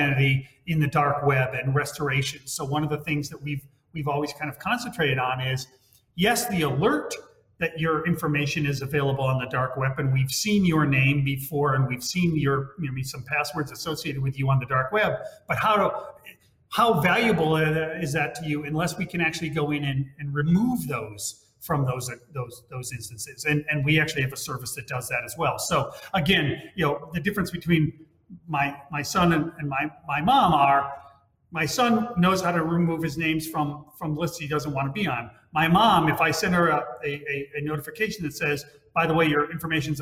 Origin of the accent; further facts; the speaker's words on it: Hawaii, United States; moved away; my home state behind me is Hawaii